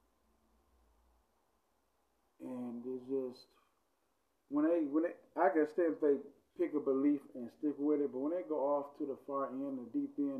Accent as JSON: {"language": "English", "town": "Cleveland", "region": "Ohio", "country": "United States", "said": "I'm from Cleveland, Ohio"}